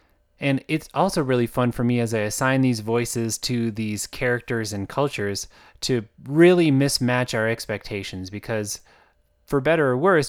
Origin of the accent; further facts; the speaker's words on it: Uganda; accent: Ugandan; I expect a lot of readers to have that reaction when they hear my Ugandan accent, because it's not an accent that we're very familiar